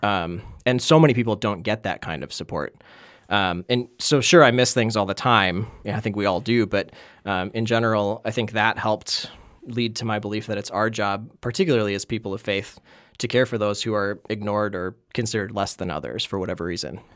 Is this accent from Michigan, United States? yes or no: no; Wisconsin, United States; accent: Wisconsin; now in Minnesota, United States